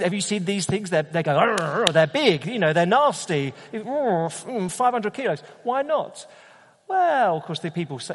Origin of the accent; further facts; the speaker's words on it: United Kingdom; as a Brit, all right, a Brit going to Australia